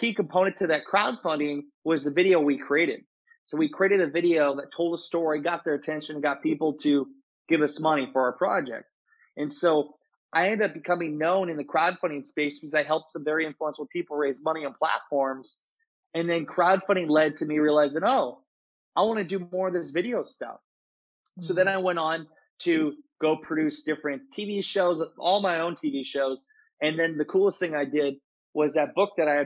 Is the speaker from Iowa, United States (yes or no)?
yes; Garnavillo, Iowa, United States; I was born and raised in Garnavillo, Iowa.